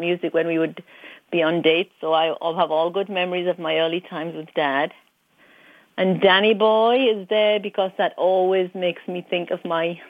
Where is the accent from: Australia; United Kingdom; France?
United Kingdom; North East England; … is from my hometown, so I like that song a lot.